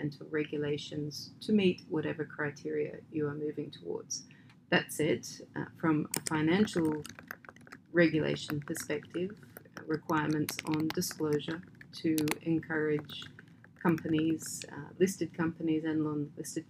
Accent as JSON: {"language": "English", "country": "Australia", "moved": "yes", "said": "my home country is Australia"}